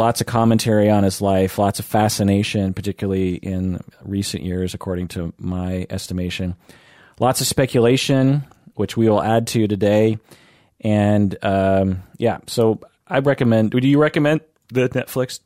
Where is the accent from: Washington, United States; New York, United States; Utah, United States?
Washington, United States; Issaquah; also born or lived in Kent, Washington; I grew up in Issaquah.